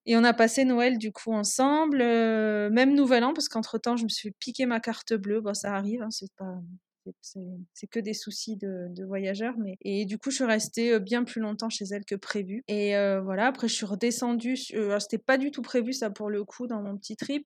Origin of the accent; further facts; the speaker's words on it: Toulouse, Occitania, France; moved away as an adult; now in Peru; je suis toulousaine et euh, j'habite aujourd'hui au Pérou depuis euh, bientôt quasiment 4 ans